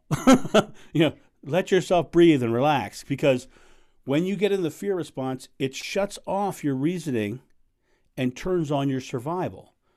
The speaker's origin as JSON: {"language": "English", "country": "United States", "said": "I'm American"}